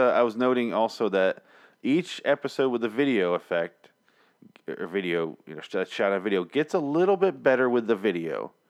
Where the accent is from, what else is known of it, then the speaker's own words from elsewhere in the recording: Cincinnati, Ohio, United States; I'm from Cincinnati.